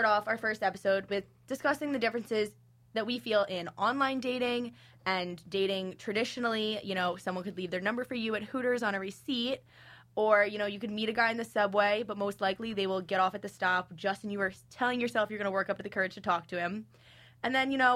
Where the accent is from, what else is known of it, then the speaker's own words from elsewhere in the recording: Long Island, New York, United States; now in New York City, United States; I'm 22, I'm from Long Island, and I'm an arts major